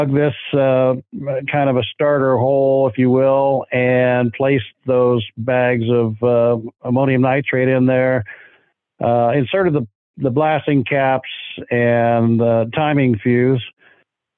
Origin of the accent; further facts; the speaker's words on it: Pacific Northwest, United States; growing up in the Pacific Northwest